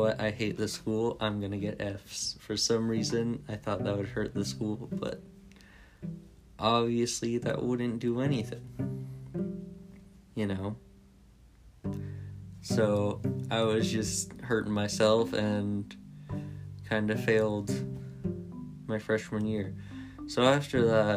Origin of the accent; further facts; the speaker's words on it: California, United States; I grew up in California with my parents